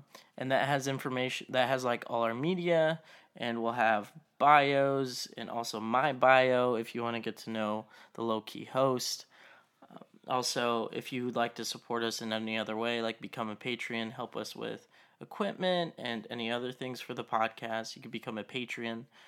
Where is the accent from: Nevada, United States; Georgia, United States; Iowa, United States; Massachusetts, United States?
Nevada, United States; Las Vegas; now in Tulsa, United States; I'm originally from Vegas, but like when I came here to Tulsa